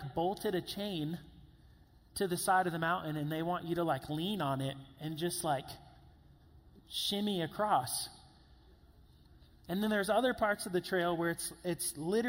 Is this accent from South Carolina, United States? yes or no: yes; Columbia, South Carolina, United States; I'm from Columbia, South Carolina, like I said, huge football town